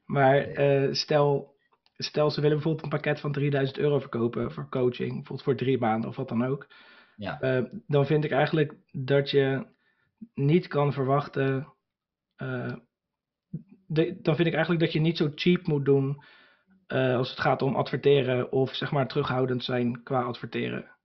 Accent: Ridderkerk, South Holland, Netherlands; moved away as an adult; now in Burgh-Haamstede, Netherlands; ik kom dus oorspronkelijk uit Ridderkerk, dat is eh, naast Rotterdam

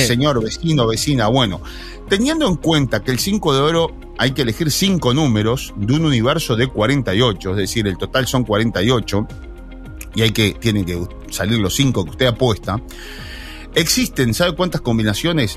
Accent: La Paloma, Rocha, Uruguay; yo nací en La Paloma

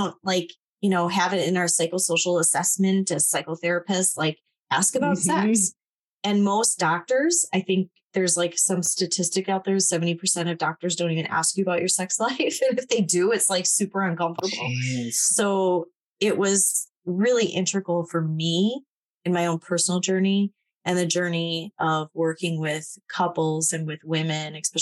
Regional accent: Midwest, United States; I grew up in Polish Catholic small town, a couple hundred

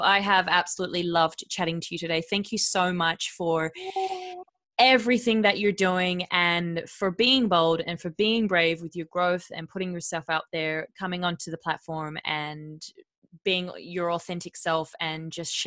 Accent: Perth, Western Australia, Australia; I'm from Perth.

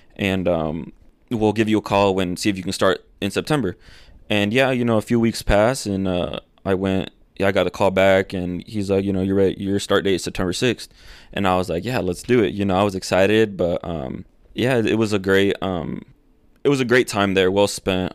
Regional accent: Akron, Indiana, United States; first language Spanish; English is a second language; also born or lived in Fort Wayne, Indiana; So I'm from Akron, a little town, you know, and then I moved to a huge city in my eyes

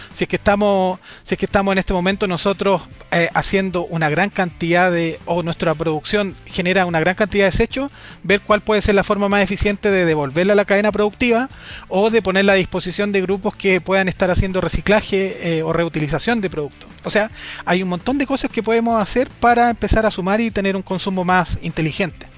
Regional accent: Chile; nos consumíamos en promedio, los chilenos, cuatro punto tres hectáreas globales por persona

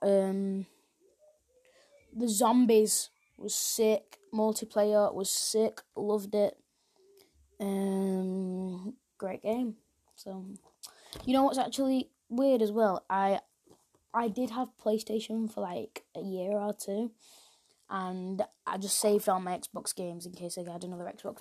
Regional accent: England, United Kingdom; I'm from England

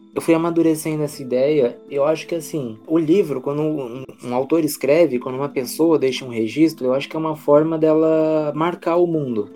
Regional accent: São Paulo, Brazil; Eu sou paulistano

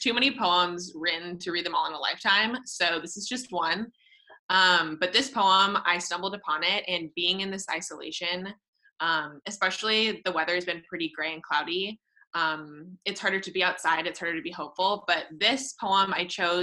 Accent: San Jose, California, United States; I am from San Jose, California

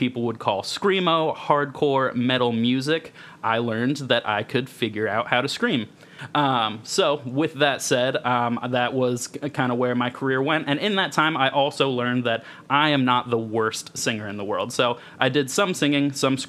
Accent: Polk County, Florida, United States; I grew up in Polk County, Florida, outside of Orlando, and it is hick country.

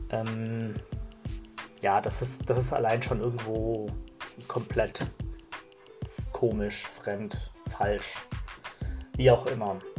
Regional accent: Germany; also ich bin zum Beispiel in Deutschland geboren und aufgewachsen und ich habe mich lange als Deutsch gesehen und ich sehe mich auch irgendwo als Deutsch

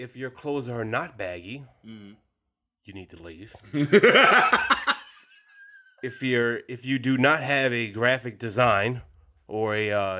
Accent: Richmond, United States; I come from Richmond

